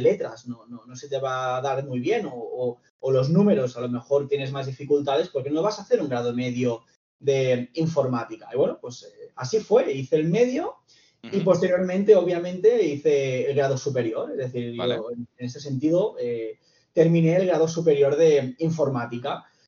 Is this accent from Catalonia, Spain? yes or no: yes; Reus, Catalonia, Spain; soy de Reus